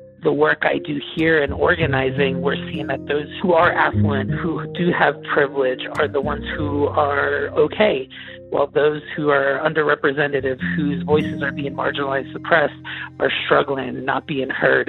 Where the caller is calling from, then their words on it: Durango, Colorado, United States; I'm calling from Durango, Colorado. Out here in the Southwest